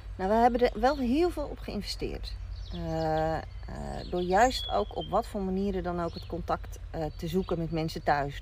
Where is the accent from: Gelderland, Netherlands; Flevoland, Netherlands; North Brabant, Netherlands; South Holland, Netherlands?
South Holland, Netherlands; Rotterdam; ik daar als Rotterdammer binnenkwam